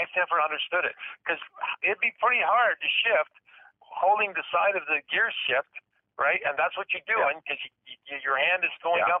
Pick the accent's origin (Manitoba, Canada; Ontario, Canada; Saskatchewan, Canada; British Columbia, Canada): Ontario, Canada; Woodstock; that's my hometown.